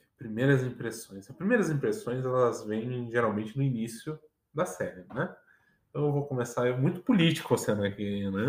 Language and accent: Portuguese; Curitiba, Paraná, Brazil; eu sou curitibano